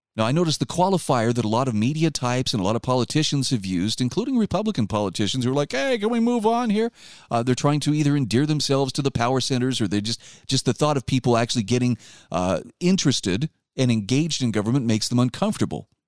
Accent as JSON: {"language": "English", "region": "Utah", "country": "United States", "said": "my home state of Utah"}